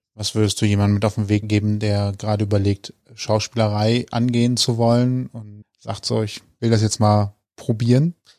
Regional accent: Rhineland, Germany; Ich bin Rheinländer.

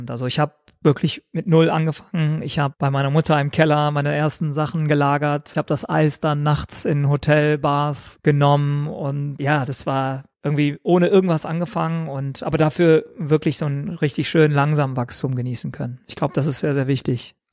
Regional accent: Düsseldorf, North Rhine-Westphalia, Germany; ich bin hauptsächlich in Düsseldorf groß geworden, aber in einem Armee-Ghetto, sage ich mal.

